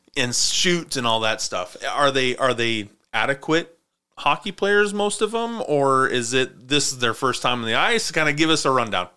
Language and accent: English; Montana, United States; I grew up in Montana where winters were winter.